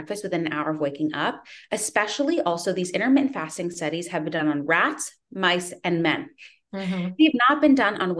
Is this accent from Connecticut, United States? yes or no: yes; Connecticut, United States; also born or lived in Midwest / Northern California; now in California, United States; I am from Connecticut